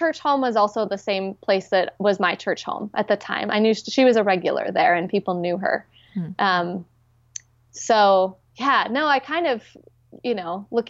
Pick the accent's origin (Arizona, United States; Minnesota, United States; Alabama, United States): Minnesota, United States; I'm the sixth generation to grow up at the specific congregation that I grew up in Minnesota.